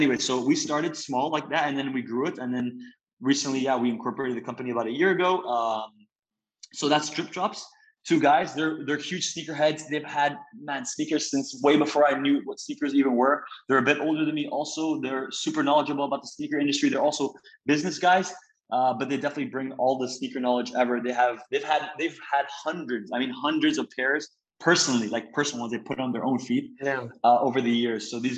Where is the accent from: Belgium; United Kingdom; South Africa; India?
Belgium; also born or lived in Italy; So I'm Italian American. I'm 22. I was born in Italy, but I was raised most of my life in Belgium.